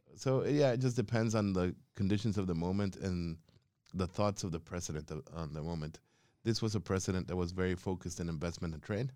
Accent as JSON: {"language": "English", "region": "Quetzaltenango", "country": "Guatemala", "tie": "born or raised there", "also_born_or_lived": "Spain", "moved": "as an adult", "lives_now": "Australia", "said": "hometown is called Quetzaltenango, but the other indigenous name for it is Chela Who"}